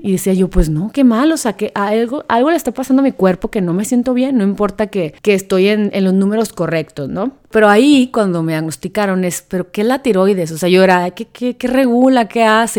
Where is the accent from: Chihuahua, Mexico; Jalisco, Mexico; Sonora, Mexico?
Sonora, Mexico; soy sonorense